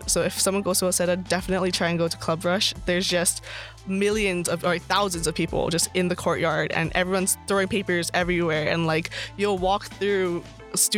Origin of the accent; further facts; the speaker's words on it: Hawaii, United States; now in Stockton, United States; I'm from Hawaii. I'm from the country. I came to Stockton